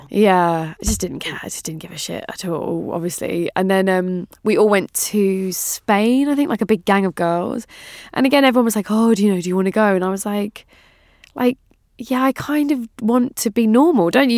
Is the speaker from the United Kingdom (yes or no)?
yes; England, United Kingdom; As an English person